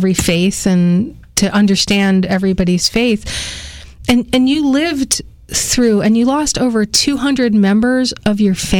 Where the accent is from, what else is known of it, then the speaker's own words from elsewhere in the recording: New York City, New York, United States; also born or lived in Yonkers, New York; I grew up in the Bronx, New York, and Yonkers, New York